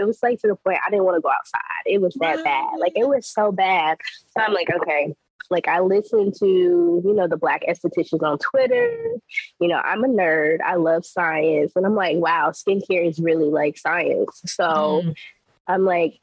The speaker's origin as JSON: {"language": "English", "region": "North Carolina", "country": "United States", "tie": "born or raised there", "also_born_or_lived": "the DMV", "moved": "as an adult", "lives_now": "DMV area, United States", "said": "Born and raised in North Carolina, so a really small-town country girl."}